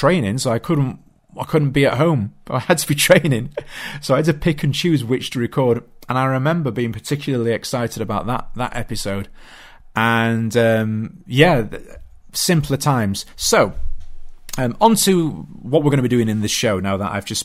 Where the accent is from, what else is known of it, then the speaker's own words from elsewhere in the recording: Yorkshire and the Humber, United Kingdom; I was a young boy growing up in South Yorkshire in the UK.